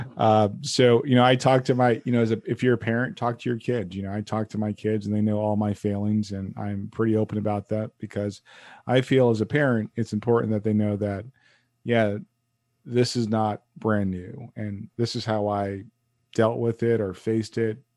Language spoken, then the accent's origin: English; United States; I'm an American male